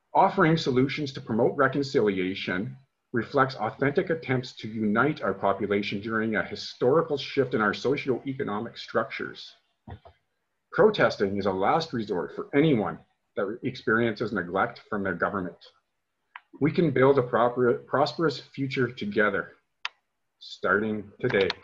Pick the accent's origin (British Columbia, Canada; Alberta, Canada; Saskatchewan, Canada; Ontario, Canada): Saskatchewan, Canada; Regina; moved away as an adult; where I grew up in Regina, and uh, and why I left in 2002